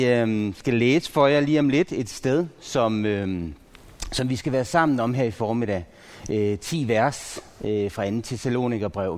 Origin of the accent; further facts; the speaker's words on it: Pandrup, North Denmark Region, Denmark; jeg er vokset op i Pandrup